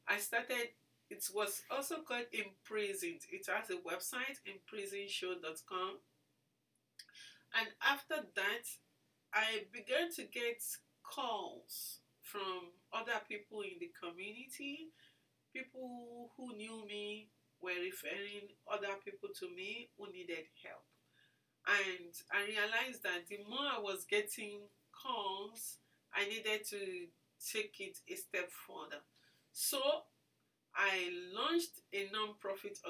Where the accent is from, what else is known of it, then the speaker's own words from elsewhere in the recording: Lagos, Nigeria; moved away as an adult; also born or lived in Ibadan, Oyo State, Nigeria; now in Minnesota, United States; I was born in Lagos, and I went to school in Lagos and also in Ibadan